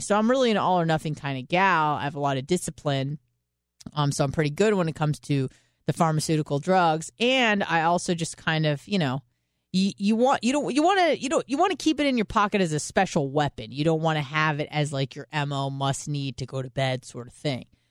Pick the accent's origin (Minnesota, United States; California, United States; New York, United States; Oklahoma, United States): California, United States; San Diego; now in Florida, United States; I am from San Diego